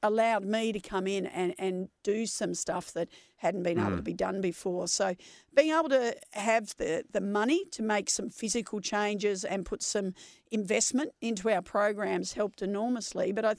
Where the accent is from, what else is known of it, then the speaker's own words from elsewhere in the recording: Nunawading, Victoria, Australia; As you said, I was born in Kew, but I grew up in Nunawading, which is an eastern suburb of Melbourne.